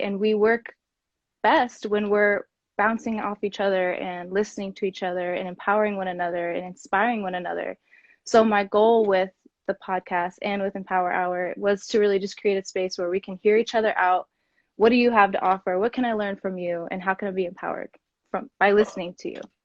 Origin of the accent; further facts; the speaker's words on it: Kansas City, United States; moved away as an adult; also born or lived in San Diego; I'm from Kansas City